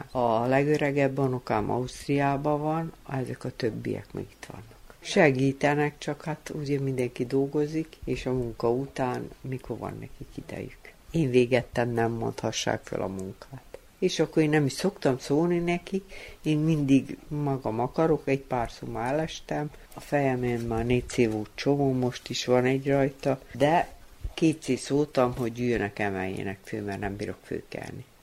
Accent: Feketić, Vojvodina, Serbia; born there; Hegyesén születtem, Dedreába, miután fő, itt fejeztem be a osztályt.

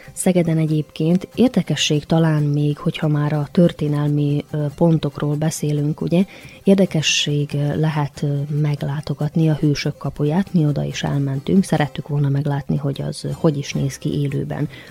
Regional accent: Erzsébetlak, Vojvodina, Serbia; now in Novi Sad, Serbia; Bánátba, a nagybecskerek melletti Erzsébet lakra, szülőfalumba, majd onnan visszatértünk Újvidékre haza

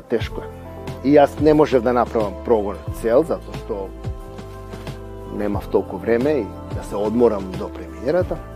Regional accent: Skopje, North Macedonia; moved away; сум јас од Македонија, од Скопје.

